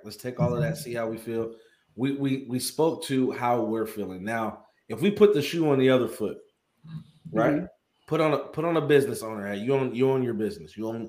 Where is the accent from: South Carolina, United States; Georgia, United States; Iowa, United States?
Georgia, United States; Atlanta; like I grew up here in Atlanta.